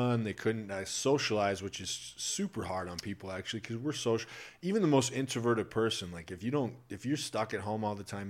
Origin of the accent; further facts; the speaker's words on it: Iowa, United States; moved away; So I'm originally from Iowa